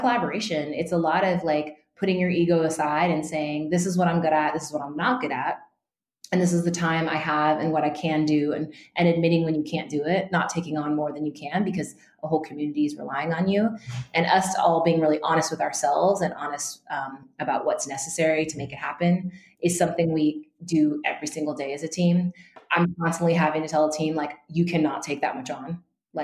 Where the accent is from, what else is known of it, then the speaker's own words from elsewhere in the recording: Northern California, United States; also born or lived in Santa Barbara, California; I grew up in Northern California among a pretty white community.